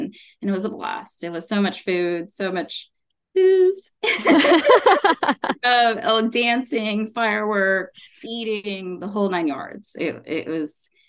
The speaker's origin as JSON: {"language": "English", "country": "United States", "tie": "born or raised there", "said": "If you're born here, you are the first generation. So I am first generation American Indian born here. So a lot of my upbringing is very culturally from India, right?"}